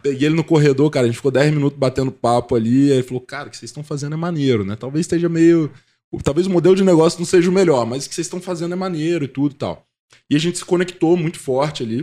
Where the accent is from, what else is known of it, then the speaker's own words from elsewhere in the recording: Guarapari, Espírito Santo, Brazil; moved away as an adult; also born or lived in Vitória; now in São Paulo, Brazil; eu nasci em Guarapari, fui criado lá